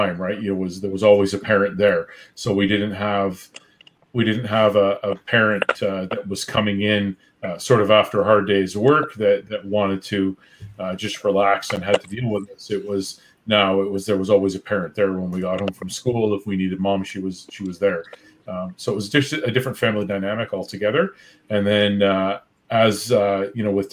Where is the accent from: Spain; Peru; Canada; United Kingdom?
Canada; Newmarket, Ontario; moved away as an adult; now in Thunder Bay, Canada; I grew up in Newmarket, so not all that far from Orillia.